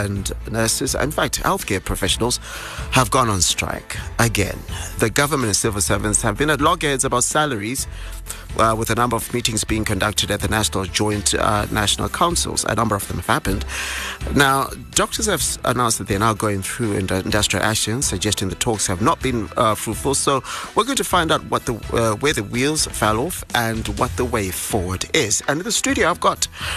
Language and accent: English; Mlawana, Zimbabwe; now in Harare, Zimbabwe; Mlawana, my hometown